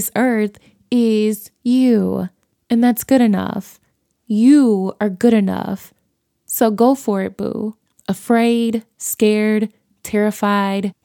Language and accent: English; Chicago, Illinois, United States; also born or lived in Los Angeles; I was born and bred in Chicago, and all of my family is from Chicago